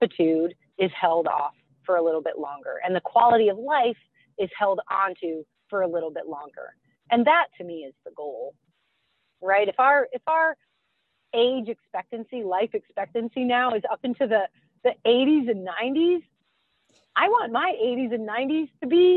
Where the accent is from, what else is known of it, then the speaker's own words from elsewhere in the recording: Rhode Island, United States; now in Maine, United States; I grew up in Rhode Island